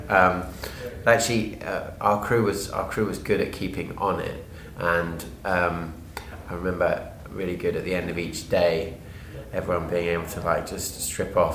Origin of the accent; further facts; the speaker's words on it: South East England, United Kingdom; I'm from southeast of England.